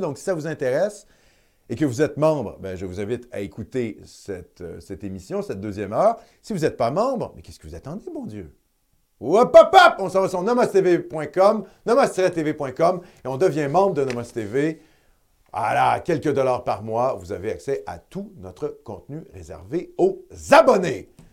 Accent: Quebec, Canada; en tant que Canadien français, en tant que Québécois de souche

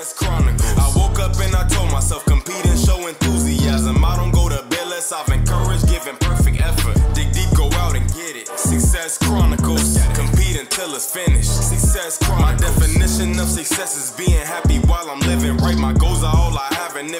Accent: Hearne, Texas, United States; also born or lived in Dallas, Texas; Growing up in my family and in my hometown of Hearn, Texas

